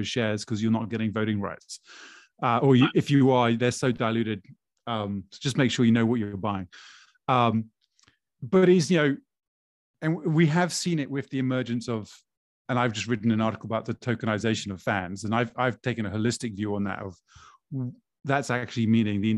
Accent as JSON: {"language": "English", "country": "Brazil", "tie": "born or raised there", "said": "Growing up in Brazil, as a Flamengo fan, a Flamenguista"}